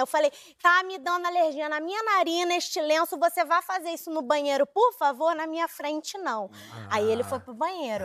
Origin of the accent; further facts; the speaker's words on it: Brazil; eu sou brasileira